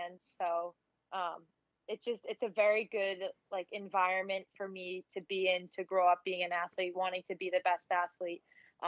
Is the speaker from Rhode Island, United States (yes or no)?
no; Boston, Massachusetts, United States; growing up in Boston, the Bean Pot was something that I always wanted to be a part of. Like, I knew I wanted to play, college hockey in Boston. And I grew up here